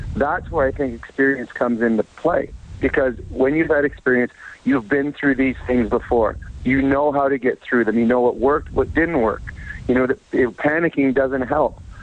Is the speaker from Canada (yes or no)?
yes; St. Albert, Alberta, Canada; I grew up with here in St. Albert